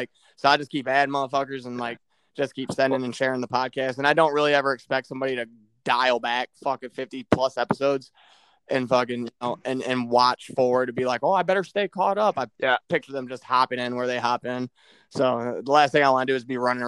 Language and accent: English; Midwest, United States; I'm from the Midwest